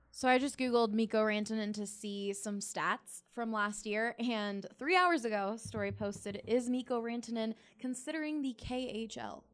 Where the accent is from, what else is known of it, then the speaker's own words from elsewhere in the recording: Philadelphia, Pennsylvania, United States; I grew up in Philly